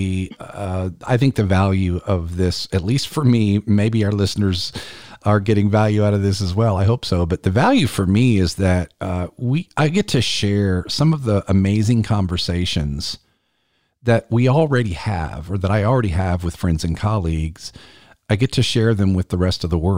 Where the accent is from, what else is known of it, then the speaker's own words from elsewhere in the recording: South Carolina, United States; South Carolina is my home state